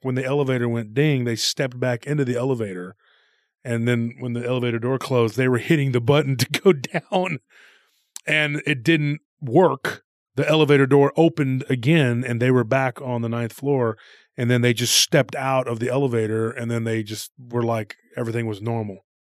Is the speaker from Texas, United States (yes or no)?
yes; Texas, United States; we're from Texas